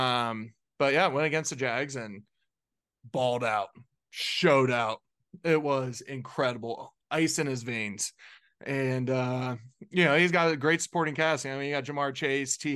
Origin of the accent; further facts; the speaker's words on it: Cincinnati, Ohio, United States; I'm from Cincinnati